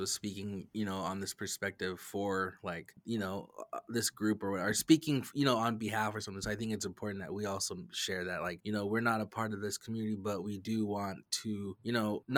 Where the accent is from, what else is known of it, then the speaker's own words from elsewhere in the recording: Lapwai, Idaho, United States; also born or lived in Lewiston, Idaho; born in Lewiston, Idaho, grew up on the res in Lapway